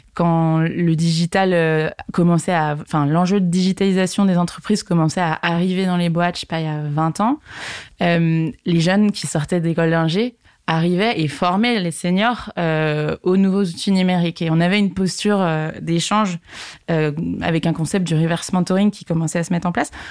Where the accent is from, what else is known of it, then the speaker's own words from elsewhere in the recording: Segré, Pays de la Loire, France; moved away as an adult; also born or lived in Paris; je suis originaire de Segré, une petite ville dans le Maine-et-Loire, à côté d'Angers